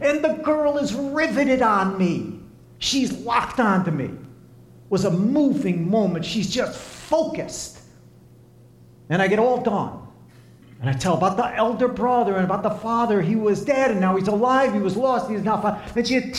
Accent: Lebanon, Pennsylvania, United States; No, I grew up in Lebanon, Pennsylvania.

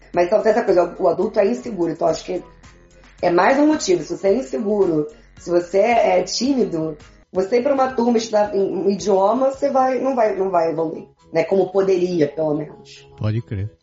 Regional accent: Brazil; moved away as an adult; now in Quebec, Canada; no Brasil estudei francês

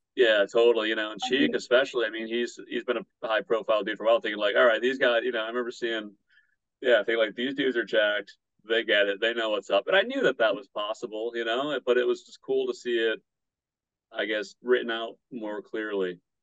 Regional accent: Battle Creek, Michigan, United States; now in Hawaii, United States; the Vegan Battle Creek group in my hometown.

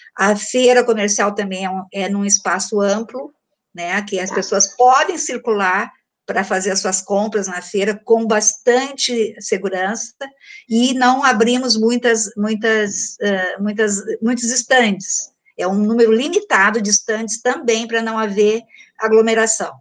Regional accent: Porto Alegre, Rio Grande do Sul, Brazil; eu sou de Porto Alegre

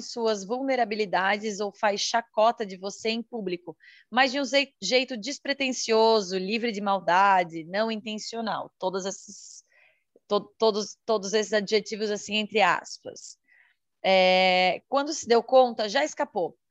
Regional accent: Santa Catarina, Brazil; sou de Santa Catarina, solteira, 34 anos, mulher.

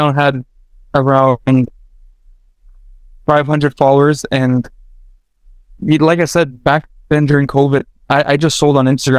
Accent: Edmonton, Alberta, Canada; I was born here

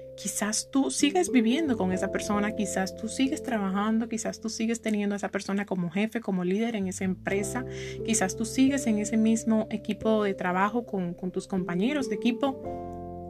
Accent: Santo Domingo, Distrito Nacional, Dominican Republic; yo soy de aquí de Santo Domingo

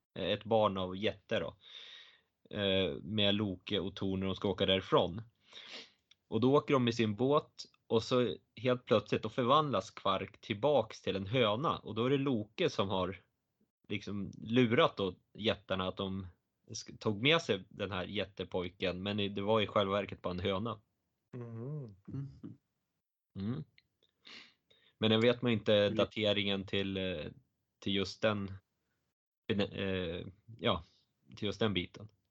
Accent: Östersund, Jämtland, Sweden; tre kilometer från där jag växte upp

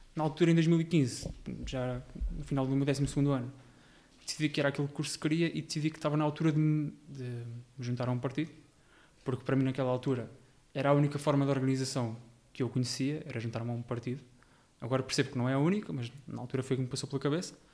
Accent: Alcobertas, Santarém District, Portugal; also born or lived in Rio Maior / Lisbon; Eu sou nascido e criado nas Alcobertas, a terra mais bonita do Conselho e mais a norte também

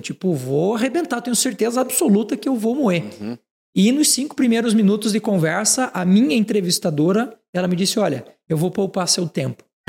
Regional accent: Frei Rogério, Santa Catarina, Brazil; Eu sou catarinense, sou de uma cidade é. de, chamada Frei Rogério

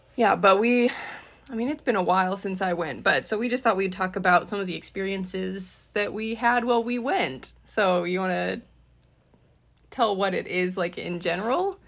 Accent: Utah, United States; we were raised semi close in Utah

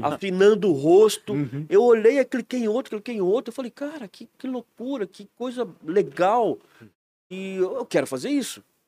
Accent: Aparecida, São Paulo, Brazil; moved away as an adult; also born or lived in Guaratinguetá, Brazil / San Antonio, Texas, United States; now in Blumenau, Brazil; Eu sou nascido e criado lá

